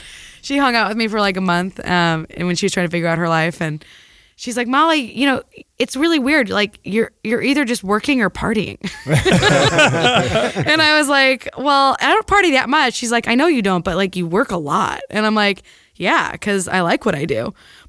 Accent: Peoria, Illinois, United States; also born or lived in San Francisco Bay Area; now in San Francisco, United States; From Illinois, Peoria, Illinois.

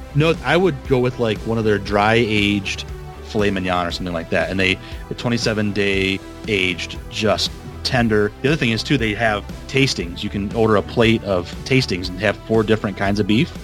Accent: Vicksburg, Michigan, United States; where I'm from, my hometown of Vicksburg.

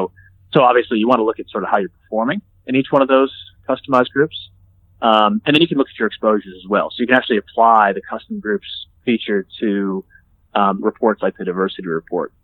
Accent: United States; accent: American; moved away as an adult; also born or lived in Toronto; now in Australia; as an American living in Australia

